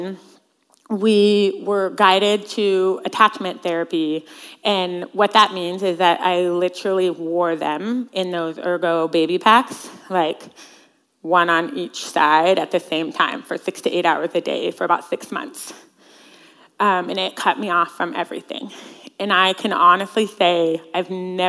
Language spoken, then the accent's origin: English; Central Washington, United States; I grew up in Central Washington